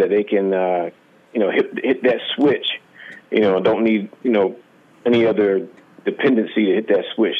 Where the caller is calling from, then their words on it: South Carolina, United States; Calling from South Carolina.